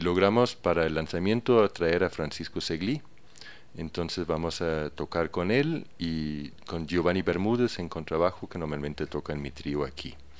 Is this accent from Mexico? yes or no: no; a small village near Aarhus, Central Denmark Region, Denmark; Spanish is a second language; moved away as an adult; now in Ecuador; En un pequeño pueblo que se llama Uruy, en Dinamarca, cerca de Aarhus